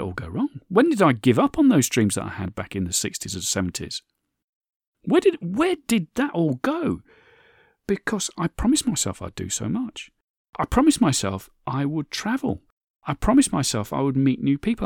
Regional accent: United Kingdom; my home country here, in the U K.

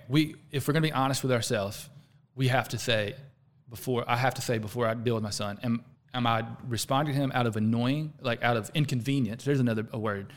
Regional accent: the South, United States; accent: Southern; I'm from the South

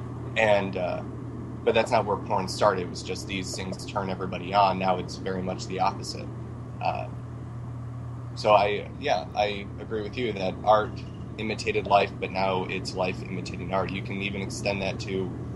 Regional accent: Michigan, United States; now in New York, United States; I'm from Michigan

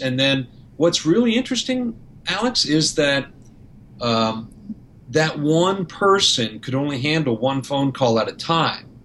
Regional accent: Canada; now in Florida, United States; I'm Canadian, so, and and I live in Florida

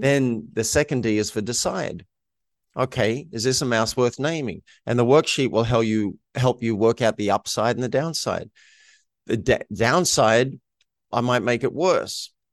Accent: Australia; moved away; that wasn't what I grew up in in Australia

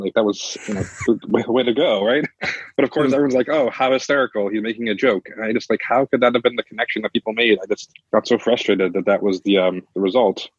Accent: United States; we're all American

